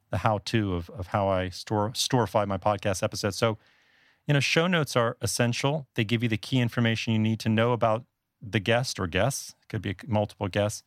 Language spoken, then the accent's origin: English; South Florida, United States; moved away as an adult; also born or lived in Northeast United States; now in Taipei, Taiwan; I'm actually from South Florida originally. That's where I grew up.